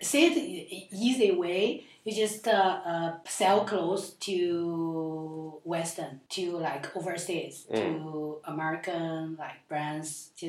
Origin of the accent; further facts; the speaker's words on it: Henan, China; English is a second language; moved away as an adult; also born or lived in Zhengzhou, China; now in Shanghai, China; I come from Henan